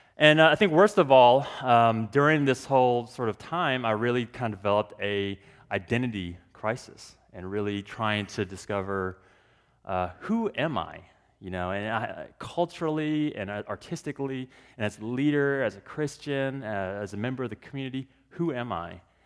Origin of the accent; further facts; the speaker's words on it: Dallas, Texas, United States; I grew up in Texas, born and raised in Texas